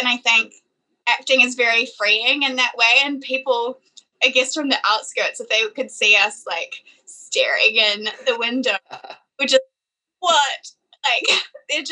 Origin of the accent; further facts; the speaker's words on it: Fiji; now in New Zealand; growing up in Fiji as well kind of gave me a different understanding of money